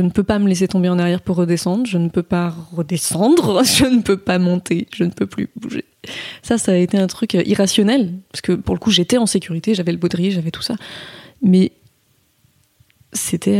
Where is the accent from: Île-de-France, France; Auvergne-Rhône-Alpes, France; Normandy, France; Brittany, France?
Brittany, France; Saint-Malo; j'ai grandi à Saint-Malo